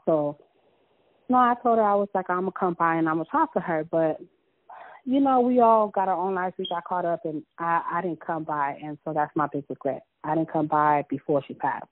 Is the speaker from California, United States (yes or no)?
yes; Los Angeles, California, United States; I was born and raised in South Central